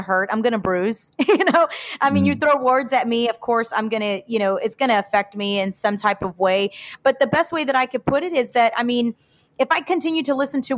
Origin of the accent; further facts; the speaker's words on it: Houston, Texas, United States; also born or lived in Piedras Negras, Mexico (ancestry); soy de mero Houston, Mexicana de corazón